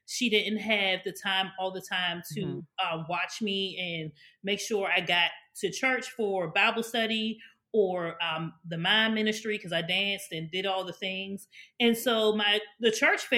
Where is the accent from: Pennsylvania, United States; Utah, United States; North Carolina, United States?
Pennsylvania, United States; Pittsburgh; moved away as an adult; now in Maryland, United States; born and raised in Pittsburgh. I didn't come to Maryland until I went to college